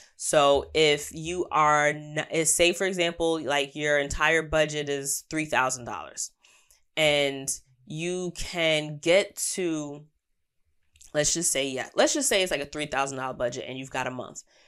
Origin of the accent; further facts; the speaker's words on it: New York, United States; As an American, as a New Yorker